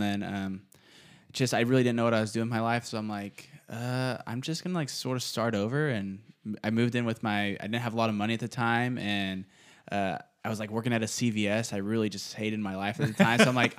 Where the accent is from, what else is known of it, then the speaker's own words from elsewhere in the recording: Bakersfield, California, United States; I grew up in Roseville area. I went to Liberty High School.